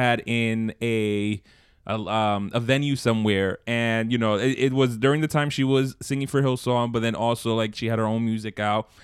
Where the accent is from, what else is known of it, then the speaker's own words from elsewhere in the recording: New York, United States; in Brooklyn.